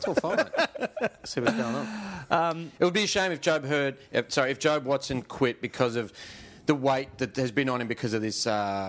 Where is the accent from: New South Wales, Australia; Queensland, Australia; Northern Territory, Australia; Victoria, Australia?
Victoria, Australia; Melbourne; I grew up in Essendon